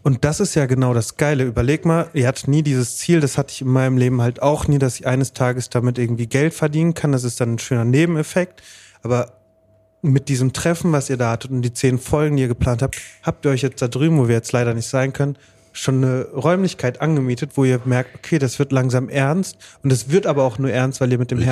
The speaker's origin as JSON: {"language": "German", "town": "Bottrop", "region": "North Rhine-Westphalia", "country": "Germany", "tie": "born or raised there", "said": "ich halt hier geboren und aufgewachsen bin"}